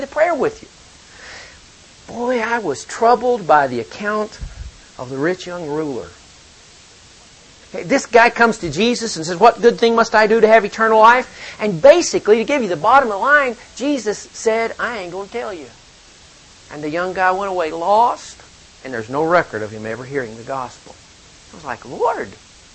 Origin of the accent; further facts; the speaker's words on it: the South, United States; also born or lived in Ohio; now in Powell, United States; I'm from the South